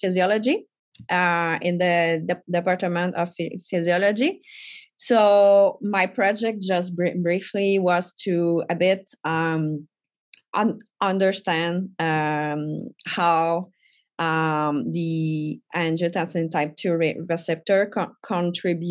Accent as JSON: {"language": "English", "town": "Trois-Rivières", "region": "Quebec", "country": "Canada", "second_language": "English", "said": "I come from a little town between Montreal and Quebec City. So I'm from Trois-Rivières. Yeah, so my English is not my first language."}